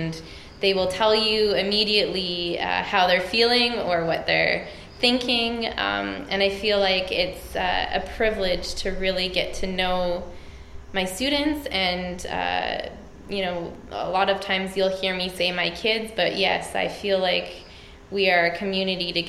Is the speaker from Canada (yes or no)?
yes; Edmonton, Alberta, Canada; I come from Edmonton, Alberta, and I am a teacher